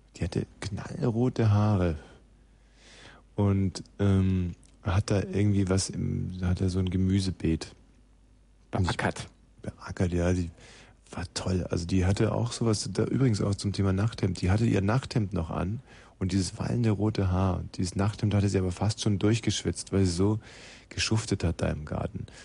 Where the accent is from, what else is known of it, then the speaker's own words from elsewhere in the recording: Eching am Ammersee, Bavaria, Germany; ich bin ja in Bayern aufgewachsen, und zwar in einer sehr stillen, einsamen Gegend am Ammersee in Eching